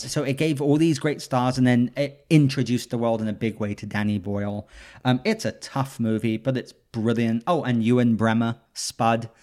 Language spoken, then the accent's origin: English; London, United Kingdom; moved away; I grew up in Notting Hill